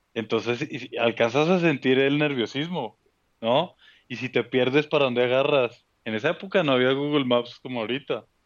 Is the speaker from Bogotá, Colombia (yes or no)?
yes; Bogotá, Colombia; accent: rolo; also born or lived in Cali; now in Mexico; nací en Cali, mi familia es, es de esa zona, del Valle del Cauca en Colombia. Yo crezco en Bogotá, mis papás se mudan a Bogotá y yo crezco ahí